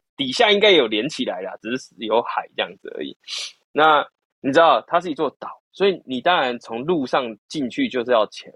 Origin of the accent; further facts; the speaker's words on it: Keelung, Taiwan; moved away; 我老家基隆嘛，我就有回基隆的时候